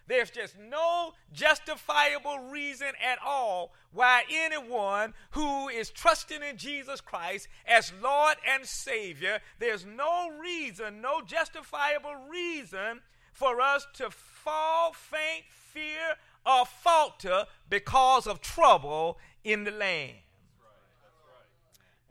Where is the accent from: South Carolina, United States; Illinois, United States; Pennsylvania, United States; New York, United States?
South Carolina, United States; Columbia; moved away; back home at the Jehovah Missionary Baptist Church where I grew up in Columbia, South Carolina, I would sit there as a, as a, as a little boy